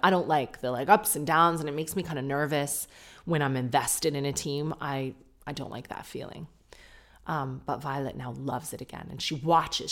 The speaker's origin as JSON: {"language": "English", "country": "Canada", "accent": "Canadian", "said": "you probably hate the Canadian accent"}